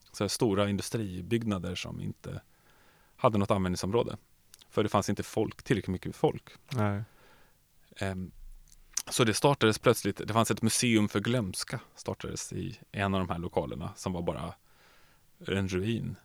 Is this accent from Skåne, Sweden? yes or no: no; Nacka, Stockholm County, Sweden; moved away; also born or lived in Norrköping; Nacka där jag växte upp.